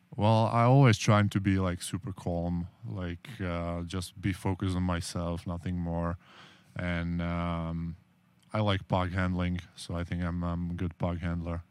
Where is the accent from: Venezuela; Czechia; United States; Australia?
Czechia; English is a second language; moved away; I'm from Czech Republic